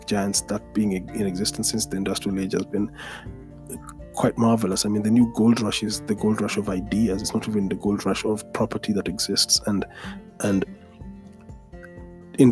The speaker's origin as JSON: {"language": "English", "region": "Nairobi", "country": "Kenya", "tie": "born or raised there", "said": "being born and raised in Nairobi"}